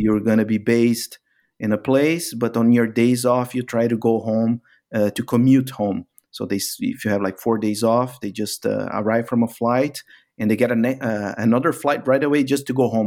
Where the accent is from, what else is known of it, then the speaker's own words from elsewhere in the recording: Brazil; moved away as an adult; also born or lived in Middle East; I was actually pushed from Brazil to work abroad because of these uh, economic cycles that happen from time to time in in Brazil